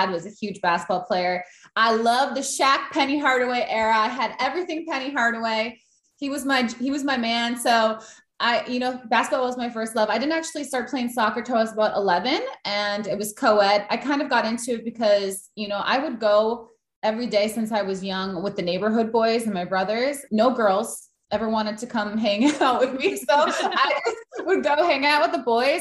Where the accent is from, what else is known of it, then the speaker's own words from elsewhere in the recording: Green Bay, Wisconsin, United States; I grew up in Green Bay, which is not really a soccer city